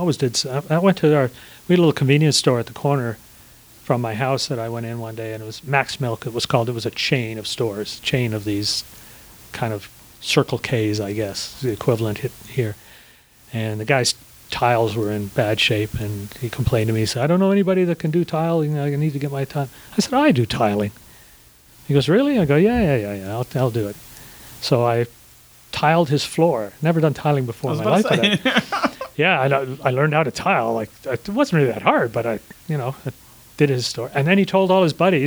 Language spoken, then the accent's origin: English; Toronto, Ontario, Canada; moved away as an adult; also born or lived in Swansea, Wales; now in Georgia, United States; I could speak some Italian from my days growing up in Toronto.